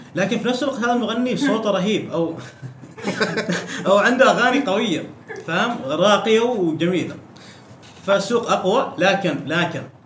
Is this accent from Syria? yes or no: no; Oman; انا عماني في عمان عندنا المبارزات الكلاميه بفن الميدان